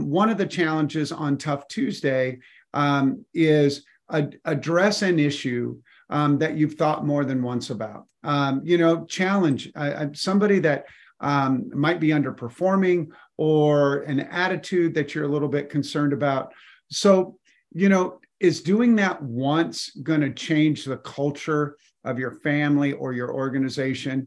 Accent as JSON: {"language": "English", "region": "Colorado", "country": "United States", "tie": "born or raised there", "said": "I grew up in Colorado, and during my childhood, they dug the Eisenhower Tunnel"}